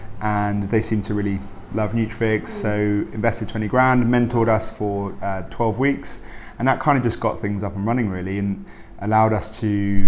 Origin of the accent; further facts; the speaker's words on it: South East England, United Kingdom; Sussex. So Sussex by the sea.